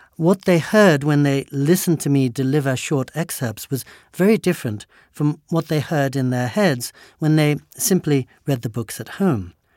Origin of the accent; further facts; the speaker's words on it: England, United Kingdom; I was born and raised in England